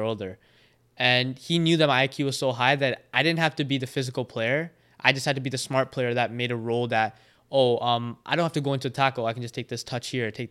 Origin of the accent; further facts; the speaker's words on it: Prince George, British Columbia, Canada; also born or lived in Vancouver; But growing up in Prince George